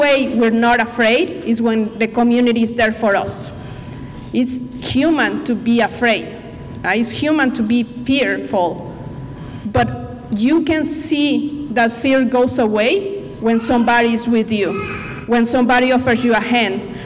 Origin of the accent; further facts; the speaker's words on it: Mexico; English is a second language; now in Bellingham, United States; I'm originally from Mexico.